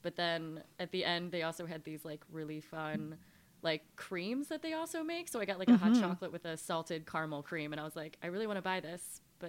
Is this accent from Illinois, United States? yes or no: yes; Wheaton, Illinois, United States; Wheaton, so west suburbs of Chicago.